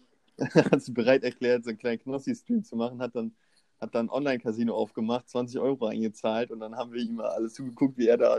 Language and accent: German; Osnabrück, Lower Saxony, Germany; now in Hannover, Germany; Ich bin jetzt in Osnabrück. Meine ganzen Freunde, die ich einmal im Jahr durch die Schulzeit sehe, sind auch in Osnabrück